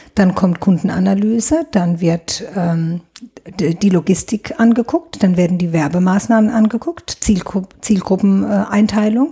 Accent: Neustadt an der Weinstraße, Rhineland-Palatinate, Germany; Ich bin gebürtige Neustadterin, komme mhm. aus dem Afrika-Viertel. Das ist Luftlinie drei Kilometer von hier, direkt hinterm Leibniz-Gymnasium steht mein Elternhaus und bin hier auch nie weggegangen

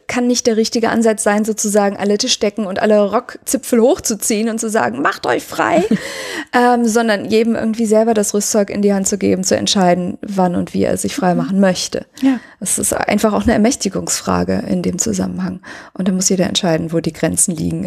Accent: Cologne, North Rhine-Westphalia, Germany; als Kölner ist man halt äh, so Leib und Seele Kölner

